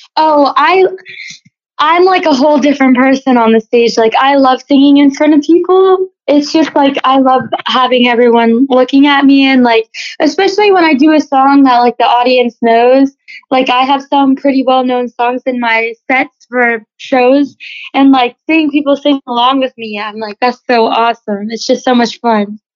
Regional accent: Loxahatchee, Florida, United States; I was born and raised here in Loxahatchee, Florida

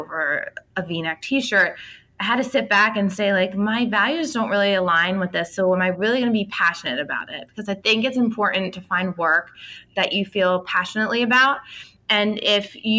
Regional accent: outside of Philadelphia, Pennsylvania, United States; I grew up outside of Philly

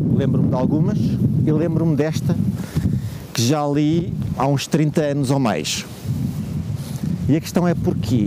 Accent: Porto, Norte, Portugal; venho do Porto

